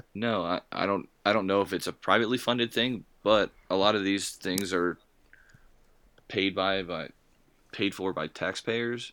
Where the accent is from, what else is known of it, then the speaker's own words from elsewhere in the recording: United States; we're American